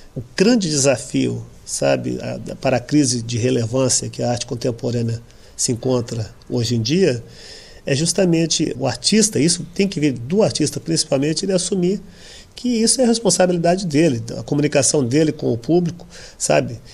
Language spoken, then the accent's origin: Portuguese; São Paulo, Brazil; eu venho de uma família muito humilde do Brasil, no, em São Paulo